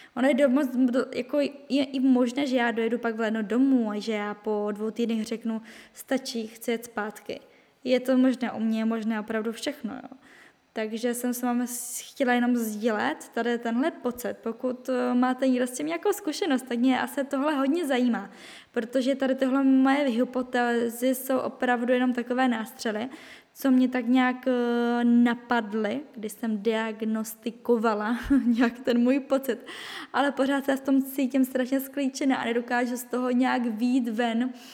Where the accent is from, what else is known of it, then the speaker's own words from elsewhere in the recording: Czechia; moved away as an adult; now in France; jsem Češka, že jsem z Česka